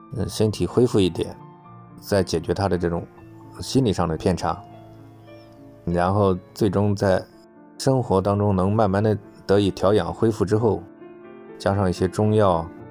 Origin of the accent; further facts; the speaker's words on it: China; 按照我们中国人的说法来讲